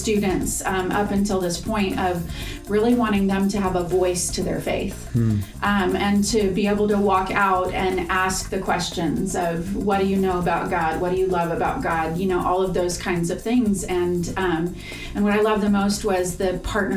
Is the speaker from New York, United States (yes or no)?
no; Southern California, United States; now in Roanoke, Texas, United States; I was born and raised in Southern California, so a little bit in Northern California